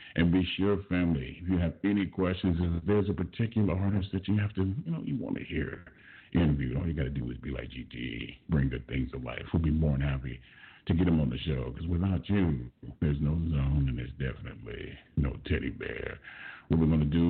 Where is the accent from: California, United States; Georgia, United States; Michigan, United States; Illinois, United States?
California, United States; Los Angeles; I was born and raised in South Central Los Angeles. Grew up on 67th Street